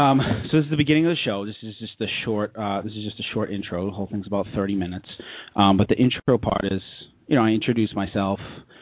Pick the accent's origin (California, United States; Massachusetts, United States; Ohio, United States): Massachusetts, United States; Somerville; moved away as an adult; also born or lived in New York City, United States; I'm a stand-up comic. I grew up in Somerville. And then right after college, I moved to New York City, where I lived for 6 years. And then I moved back here to the Boston area right around April of this year